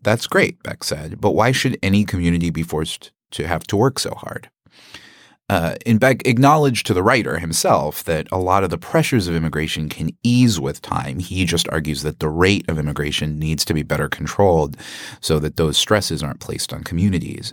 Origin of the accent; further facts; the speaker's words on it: Canada; now in United States; I was born in Canada also.